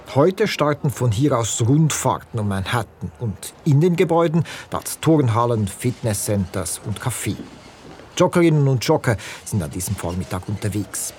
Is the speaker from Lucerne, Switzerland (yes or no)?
yes; Lucerne, Switzerland; ich bin Luzerner